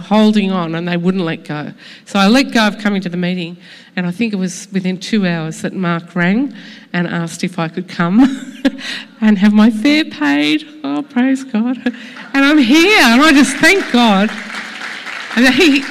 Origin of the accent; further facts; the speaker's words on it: Sydney, New South Wales, Australia; I am from Sydney, yes.